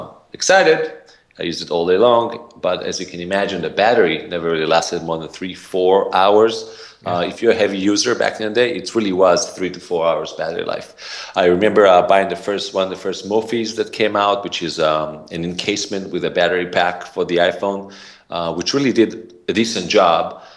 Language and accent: English; Israel; also born or lived in San Francisco, California, United States; now in United States; I have an accent, originally from Israel. Grew up there, and then I somehow accidentally moved to the U.S.